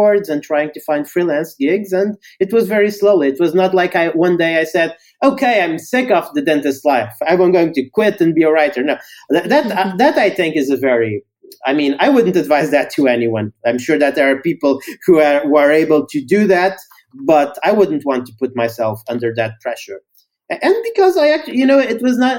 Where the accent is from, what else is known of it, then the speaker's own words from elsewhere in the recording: Portugal; I'm from Portugal. So initially I started writing in Portuguese